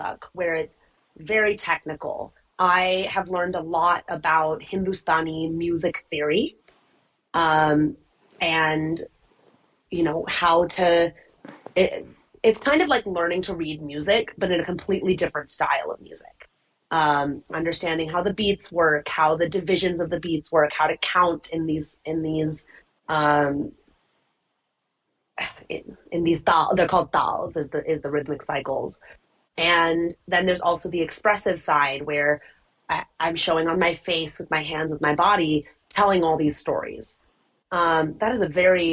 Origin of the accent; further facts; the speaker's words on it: United States; I'm Indian, but I was born in the U.S. My mom was born in the U.S.